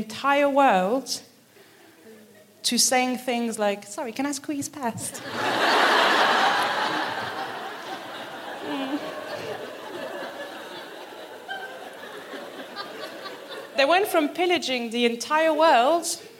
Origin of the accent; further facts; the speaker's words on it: Paris, Île-de-France, France; moved away as an adult; now in Birmingham, United Kingdom; I'm from Paris. But I also moved from Paris to Birmingham willingly.